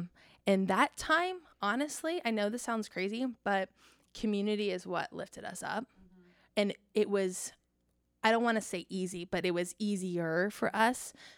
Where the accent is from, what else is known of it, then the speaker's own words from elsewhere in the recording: California, United States; moved away as an adult; also born or lived in Indiana / Florida; now in Texas, United States; I'm originally from California